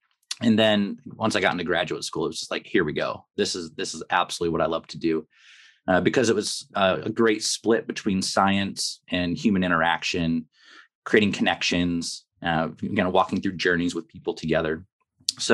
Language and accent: English; Kalamazoo, Michigan, United States; I grew up here in Kalamazoo and had a rough go with it at high school and somehow managed to weasel my way into college.